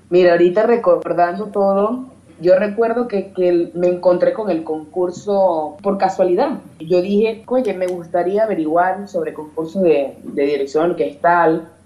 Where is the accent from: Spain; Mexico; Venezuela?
Venezuela; Yaracuy; moved away; also born or lived in Europe; en Yaracuy, en mi pueblo